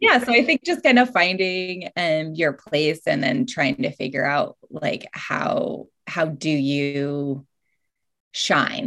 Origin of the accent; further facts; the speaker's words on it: Alaska, United States; moved away; also born or lived in Hawaii / Bellingham, Washington; growing up in Alaska